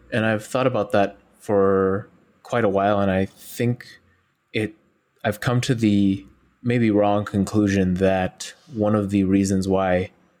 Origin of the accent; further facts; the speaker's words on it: Xinjiang, China; I'm Uyghur from East Turkestan. And they're like, oh, where's that? And then I dive into a 15-minute talk about where I'm from and who I am and why haven't you ever heard of us?